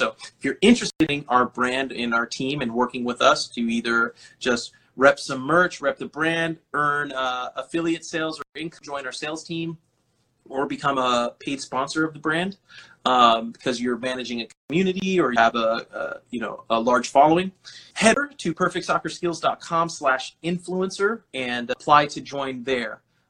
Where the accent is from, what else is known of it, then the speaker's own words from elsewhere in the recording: Delano, California, United States; Guys, hola, amigo, I'm from Delano.